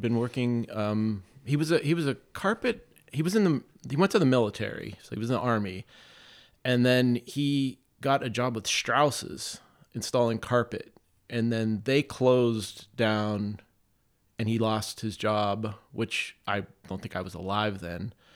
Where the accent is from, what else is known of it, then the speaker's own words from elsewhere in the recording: Campbell, Ohio, United States; I grew up in a city called Campbell